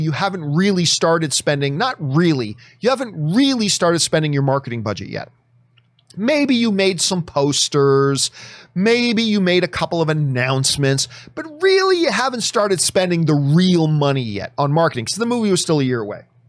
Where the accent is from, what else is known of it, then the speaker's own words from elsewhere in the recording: Hamilton, Ontario, Canada; my hometown of Hamilton